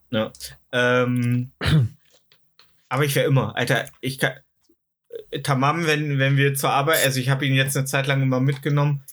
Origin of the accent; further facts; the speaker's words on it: East Germany, Germany; Ich sage ja, ich komme aus dem Osten